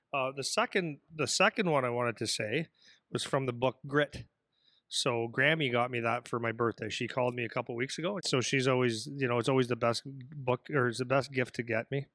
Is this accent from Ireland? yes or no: no; Canada; I'm a Canadian guy